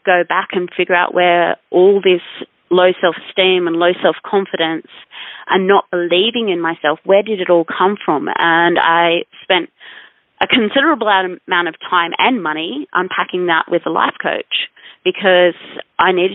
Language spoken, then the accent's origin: English; Noosa, Queensland, Australia; moved away; also born or lived in Ayers Rock; I'd left my hometown of Noosa, which is where I grew up, a little country or seaside town.